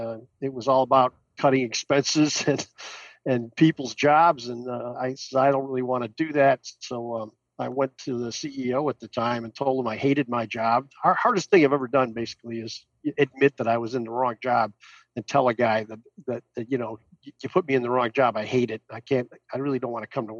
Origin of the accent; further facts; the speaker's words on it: Oak Park, Illinois, United States; also born or lived in Chicago / DeKalb, Illinois; I lived in the first suburb west of Chicago called Oak Park. Went to Oak Park High School